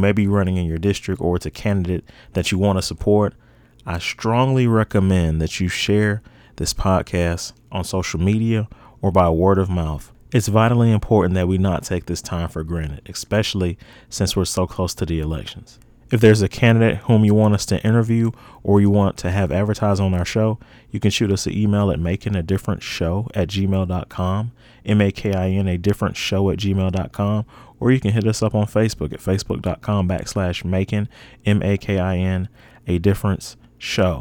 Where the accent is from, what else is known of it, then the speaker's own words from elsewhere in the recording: Aiken County, South Carolina, United States; We're here in my native Aiken County